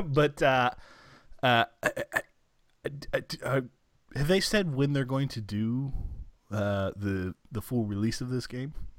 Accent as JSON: {"language": "English", "country": "United States", "said": "as an American"}